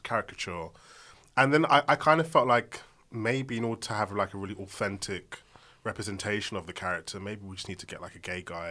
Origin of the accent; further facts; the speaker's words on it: London, United Kingdom; I'm from Southeast London.